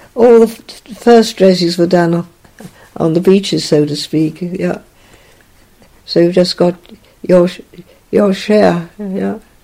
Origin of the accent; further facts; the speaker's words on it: Naas, Leinster, Ireland; Grew up there. I mean, it yeah. I was there till I was 18.